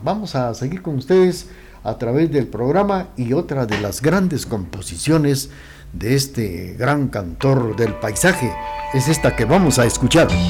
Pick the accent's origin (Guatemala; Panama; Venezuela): Guatemala; nuestra Guatemala